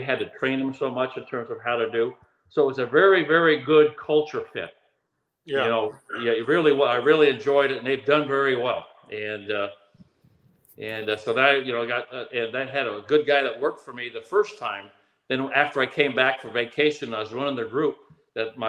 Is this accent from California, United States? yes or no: no; Oregon, United States; moved away; I grew up in Oregon